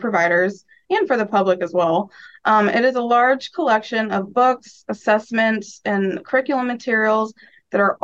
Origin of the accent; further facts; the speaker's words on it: Omaha, Nebraska, United States; also born or lived in Lincoln, Nebraska; I grew up in Omaha, Nebraska